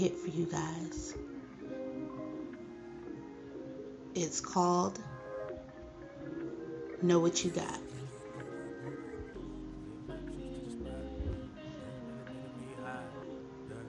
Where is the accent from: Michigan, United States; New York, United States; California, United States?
New York, United States; New York City; that would be the Bronx in New York, my hometown